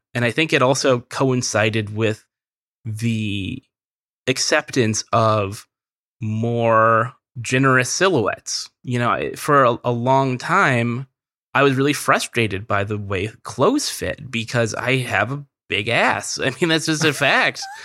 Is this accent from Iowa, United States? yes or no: no; Merced, California, United States; I'm from Central California, a very small town in Central California called Merced